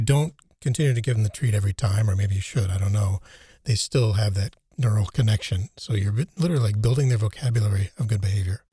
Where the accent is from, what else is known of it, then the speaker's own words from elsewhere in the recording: United States; now in Germany; growing up in the United States